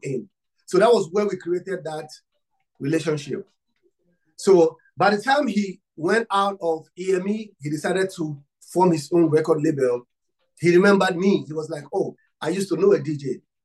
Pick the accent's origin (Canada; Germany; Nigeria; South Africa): Nigeria; I'm from Africa and Nigeria. I'm from Nigeria